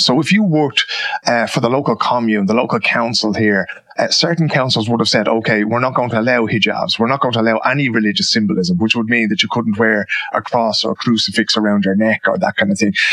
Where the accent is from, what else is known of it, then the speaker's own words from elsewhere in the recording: Dublin, Leinster, Ireland; moved away as an adult; now in Sweden; when we grew up in Dublin